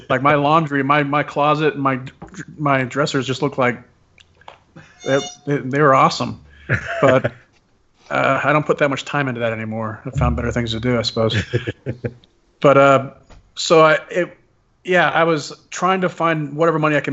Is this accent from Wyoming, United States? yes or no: yes; Wyoming, United States; moved away as an adult; also born or lived in Columbus, Ohio; I was born and raised in Wyoming.